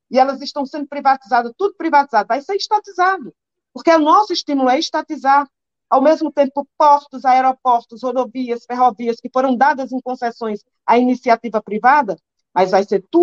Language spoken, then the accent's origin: Portuguese; Northeast Region, Brazil; um quilo de açúcar, eu que sou nordestina, um quilo de farinha, entendeu?